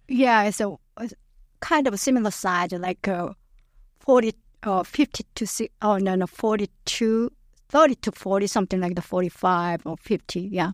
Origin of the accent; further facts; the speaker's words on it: Yeosu, South Jeolla, South Korea; English is a second language; moved away as an adult; now in St. Louis, United States; I was born, it's called Yeosu City, it's my hometown